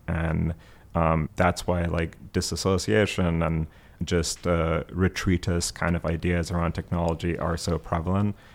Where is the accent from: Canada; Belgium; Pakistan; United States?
Pakistan; Abbottabad, Khyber Pakhtunkhwa; moved away; I grew up in Abbottabad